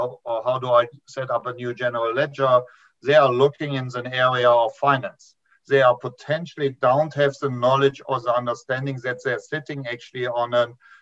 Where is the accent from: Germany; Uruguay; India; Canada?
Germany; moved away as an adult; now in New Zealand; this is not a TV accent. I immigrated from Germany 15 years ago to New Zealand